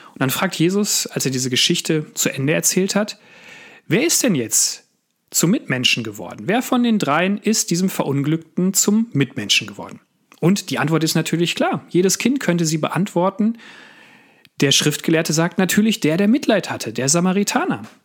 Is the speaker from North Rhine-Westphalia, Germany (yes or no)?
yes; Sauerland, North Rhine-Westphalia, Germany; Ich bin in Westfalen aufgewachsen, im Sauerland habe dort meine Kindheit und meine Jugend verbracht